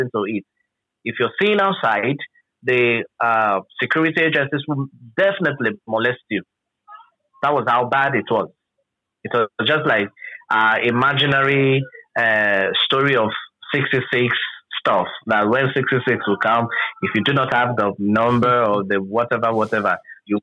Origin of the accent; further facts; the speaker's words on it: Rivers State, Nigeria; from Nigeria, River State in particular.